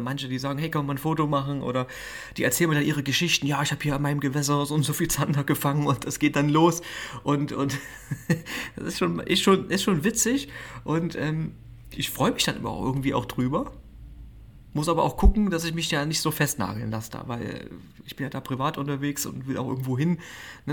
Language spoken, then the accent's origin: German; Schneeberg, Saxony, Germany; ich bin in Schneeberg groß geworden